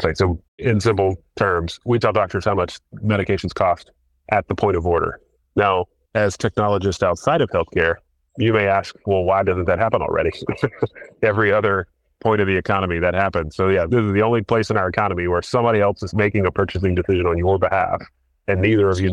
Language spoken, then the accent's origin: English; North Carolina, United States; I grew up in North Carolina